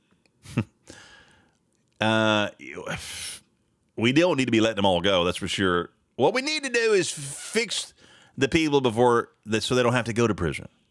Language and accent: English; Sayre, Oklahoma, United States; from where I grew up in Sayre, right? Sayre, America.